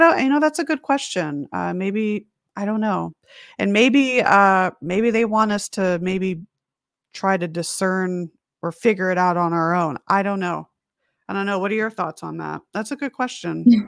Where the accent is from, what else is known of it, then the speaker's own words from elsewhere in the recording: Las Vegas, Nevada, United States; also born or lived in Huntington Beach, California; I was born in Huntington Beach, California, which is a little beach town, uh, about an hour north of San Diego. lived there for about a year, and then my mom, dad, and I moved out to Las Vegas, Nevada